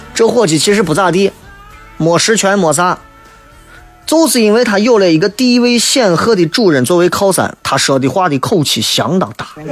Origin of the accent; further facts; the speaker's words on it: China; 作为一个中国人，啊，我们生活在这样一个几千年历史的一个国度里面